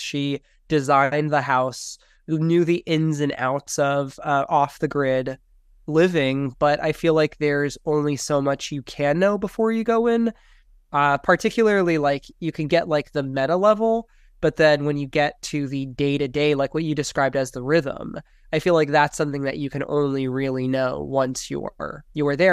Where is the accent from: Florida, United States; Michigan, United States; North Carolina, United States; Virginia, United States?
Florida, United States; Miami; moved away as an adult; also born or lived in Los Angeles / San Francisco Bay Area / Idaho; growing up in Miami